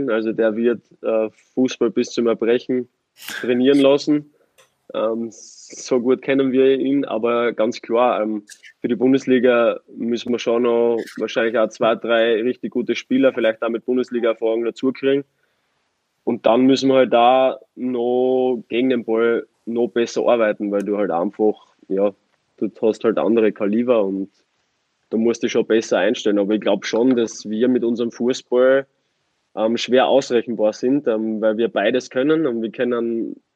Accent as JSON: {"language": "German", "country": "Austria", "said": "Es ist vergleichbar mit Graz in meiner Heimat."}